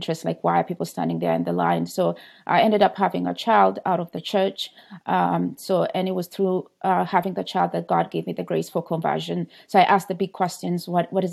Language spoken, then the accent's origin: English; Kenya; moved away; I was born in Kenya and baptized Catholic